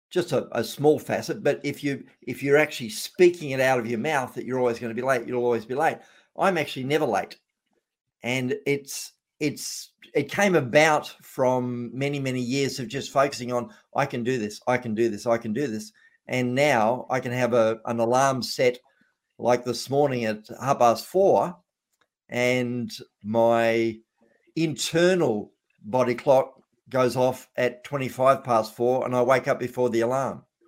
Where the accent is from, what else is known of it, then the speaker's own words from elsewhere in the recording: Australia; being an Australian